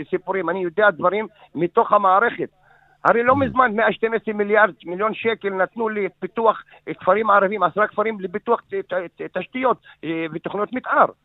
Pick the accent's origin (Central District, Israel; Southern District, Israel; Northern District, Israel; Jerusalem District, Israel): Northern District, Israel; Yarka; born there; אני נולדתי בירכא בשנת 60, נולדתי למשפחה אה, ציונית דרוזית בירכא, שתמכה ותומכת בליכוד.